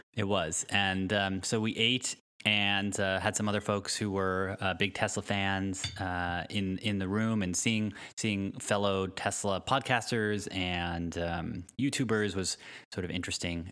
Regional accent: Connecticut, United States; now in Palo Alto, United States; I grew up in Connecticut

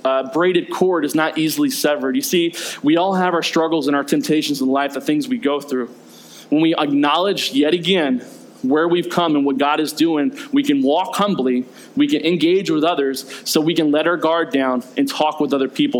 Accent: the South, United States; I grew up in the South.

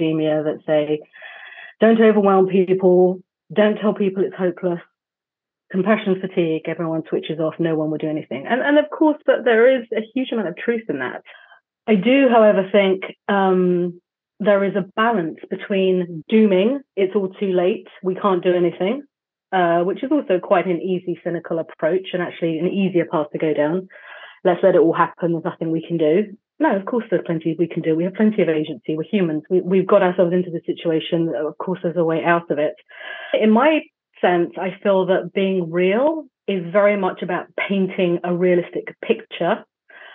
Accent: London, United Kingdom; as a Londoner

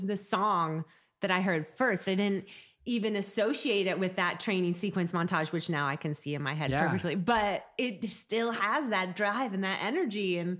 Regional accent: Pacific Northwest, United States; For the first part of my life, till I was like 6 or 7, we went out, we went on that boat a lot.

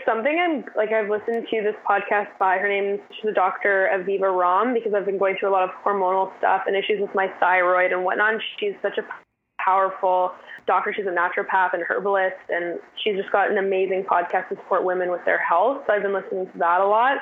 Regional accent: West Vancouver, British Columbia, Canada; the North Shore and more specifically West End is where I grew up

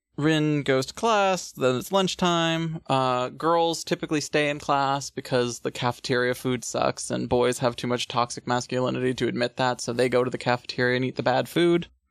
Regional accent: United States; I'm American

